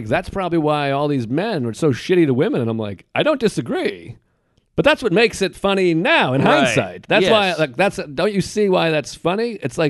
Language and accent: English; New England, United States; moved away; I'm from New England, so we have all the oldest franchises.